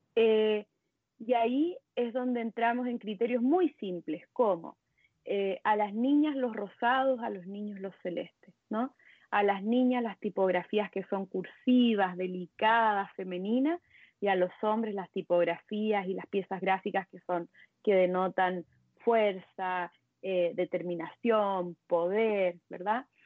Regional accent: Chile; moved away as an adult; now in Mexico; soy chilena, pero vivo en México hace bueno, hace seis años ya.

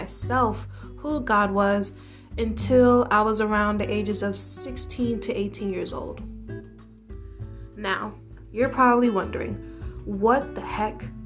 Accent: New York City, New York, United States; also born or lived in Brooklyn, New York; I am a New York City native, born and raised in the Bronx, aka the best borough

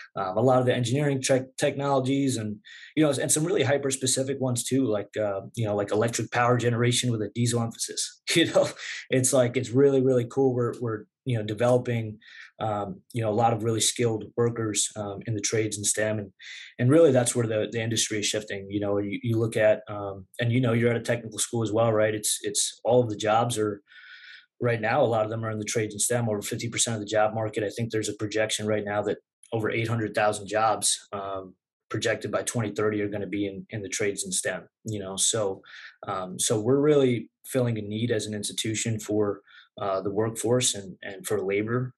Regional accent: Southwest Nassau County, Long Island, New York, United States; moved away as an adult; grew up in uh, Southwest Nassau County, there, kind of ten minutes west of a much more notable high school program in Long Beach

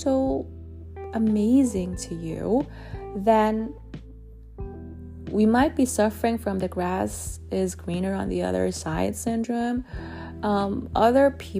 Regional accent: Germany; now in Netherlands; I was raised in Germany

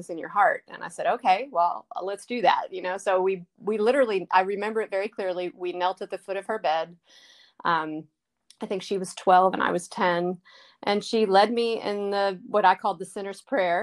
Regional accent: Baltimore, Maryland, United States; now in North Carolina, United States; when I was 10 years old, I'm from Baltimore. My parents were attending, they had grown up in a church, and we were attending that church

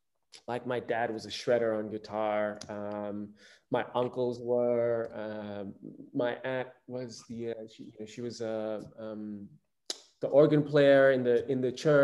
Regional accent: Indonesia; I grew up in Indonesia, and I moved around the archipelago. I didn't just grow up in Bali. I moved around.

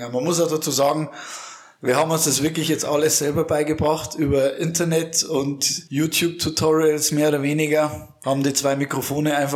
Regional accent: Bavaria, Germany; Also wir kommen ja aus Bayern, aus dem tiefsten Niederbayern. Nähe, bayerischer Wald. So zwischen Österreich, Tschechien, so ungefähr das Eck.

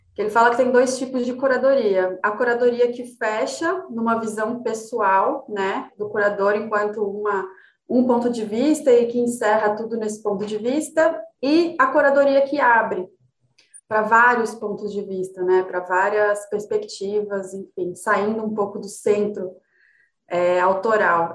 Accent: São José dos Campos, São Paulo, Brazil; moved away as an adult; also born or lived in Rio de Janeiro / Brasília; now in São Paulo, Brazil; Quando eu tinha uns 7, 8 anos, meu pai foi trabalhar no ITA. A gente morava em Brasília e aí ele foi chamado para dar aula no ITA e a gente mudou para São José, né? Eu tinha uns 7, 8 anos e eu morei lá até os 18

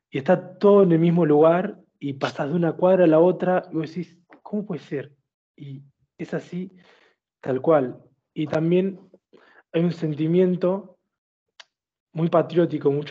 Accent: Argentina

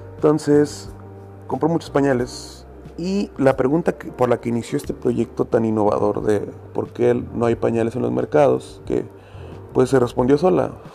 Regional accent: Monterrey, Nuevo León, Mexico; como buen regio, tengo amigos y familiares en Estados Unidos

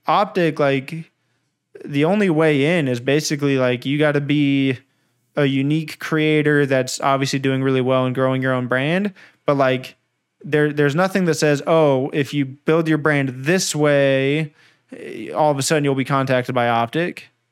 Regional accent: California, United States; also born or lived in Anaheim; I've lived in California my whole life

